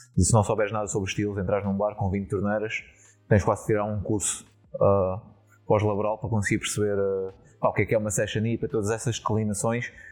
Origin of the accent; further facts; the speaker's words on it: Setúbal, Portugal; moved away as an adult; now in Netherlands; da, da minha terra uh, eh, setubalense